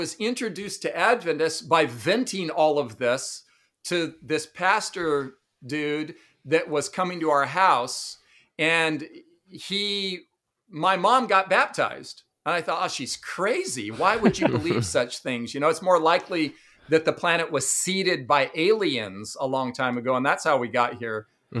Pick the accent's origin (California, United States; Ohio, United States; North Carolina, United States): California, United States; Los Angeles; moved away as an adult; also born or lived in Redondo Beach / Torrance; now in Tennessee, United States; I grew up in Southern California in Los Angeles, mainly Redondo Beach, Torrance, that area. I grew up in, I guess, what would be regarded as surfer culture. a kind of surfer slash party skater culture.